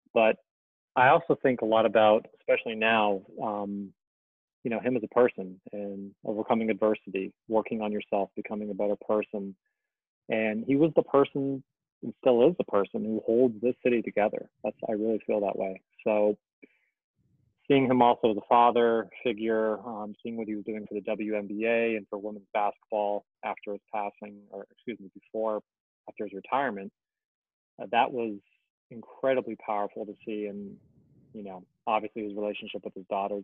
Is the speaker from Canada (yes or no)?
no; Orange County, California, United States; also born or lived in New York; now in Los Angeles, United States; originally from Orange County, California, born and raised